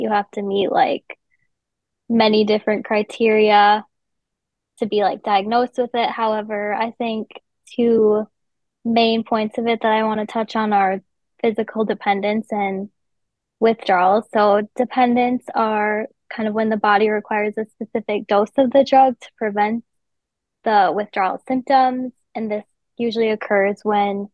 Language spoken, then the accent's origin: English; West Fargo, North Dakota, United States; I'm from West Fargo